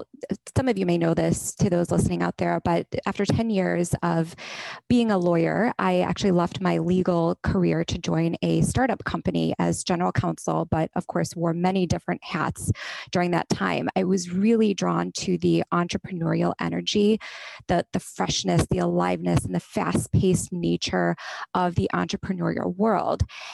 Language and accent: English; India; raised in a male-dominated culture, but also professionally, I've always been the minority, whether it's as an Indian woman or just as a woman generally.